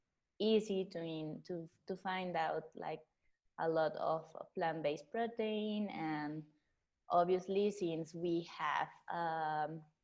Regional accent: Mexico City, Mexico; I'm 36 years old. I'm from Mexico City

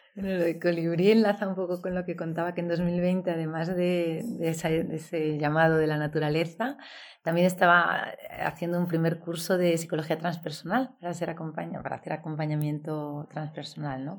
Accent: Valladolid, Castile and León, Spain; moved away as an adult; also born or lived in Seville / Belgium; me crié en el norte, en Valladolid, y, y allí hice mis estudios

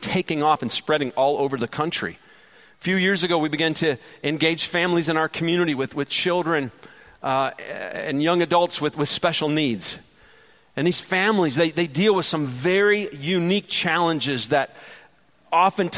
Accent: Detroit, Michigan, United States; now in Georgia, United States; Detroit, Michigan, which is my hometown

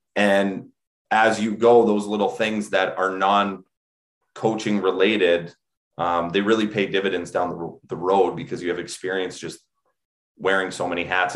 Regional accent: Alberta, Canada; moved away as an adult; also born or lived in Minnesota / New England; now in United States; grew up in Alberta, and just like a lot of you know young Canadians

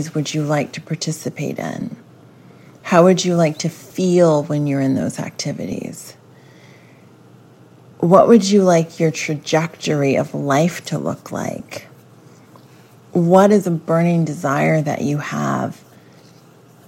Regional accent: Bible Belt, the South, United States; I grew up in the Bible Belt

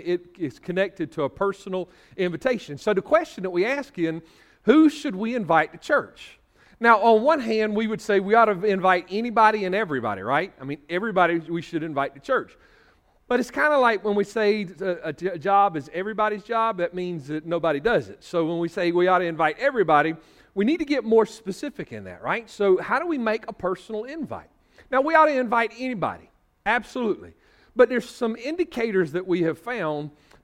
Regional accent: Northeast Georgia, United States; moved away; where I was from in Northeast Georgia

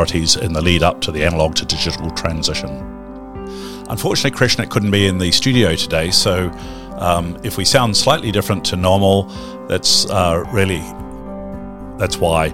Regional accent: New Zealand; as a Kiwi

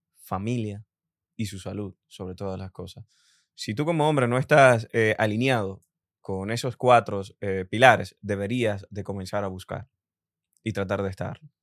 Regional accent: Dominican Republic; yo como dominicano también te veo como una inspiración

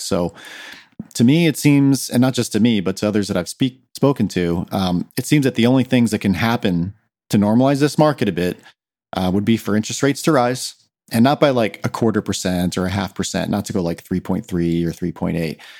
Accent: Claremont, California, United States; I was born and raised here in Claremont

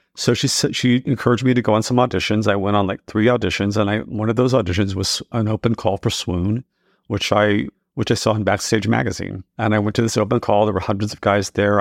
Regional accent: Texas, United States; moved away as an adult; also born or lived in New York City; growing up in Texas and I realized I was gay

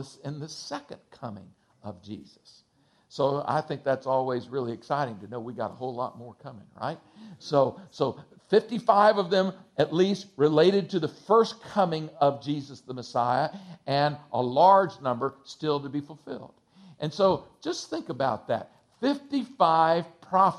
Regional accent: Texas, United States; I'm from Texas

